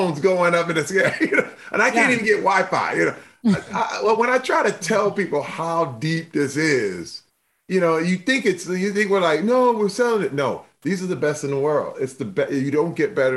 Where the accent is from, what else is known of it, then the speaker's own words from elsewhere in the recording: Flint, Michigan, United States; I'm from Flint, Michigan